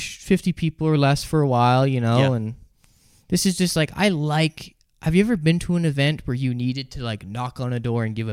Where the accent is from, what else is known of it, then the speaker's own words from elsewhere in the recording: Canada; as a Canadian